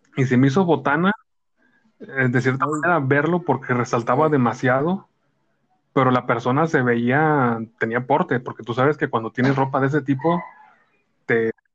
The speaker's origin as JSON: {"language": "Spanish", "country": "Mexico", "said": "somos mexicanos"}